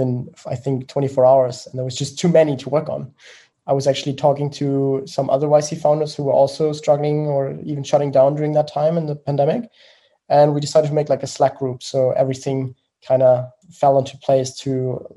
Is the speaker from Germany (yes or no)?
yes; Germany; accent: German; English is a second language; I'm from Germany, as you may have heard from the accent